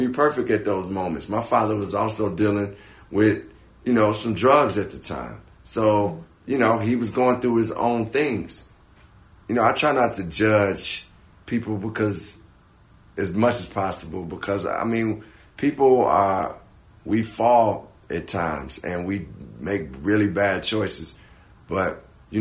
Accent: Chicago, Illinois, United States; I'm a black man from Chicago

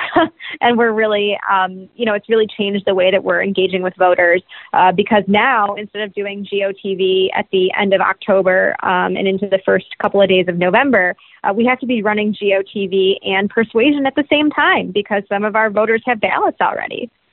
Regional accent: Detroit, Michigan, United States; moved away as an adult; also born or lived in Washington; my younger sister and I grew up in the Armenian community here in Metro Detroit

